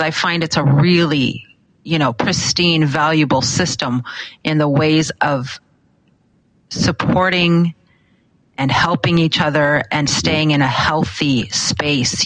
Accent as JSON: {"language": "English", "region": "Alaska", "country": "United States", "tie": "born or raised there", "said": "I grew up here in Alaska"}